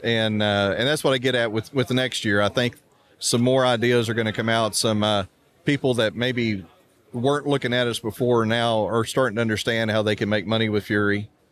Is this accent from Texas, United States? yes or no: yes; Houston, Texas, United States; I grew up in Houston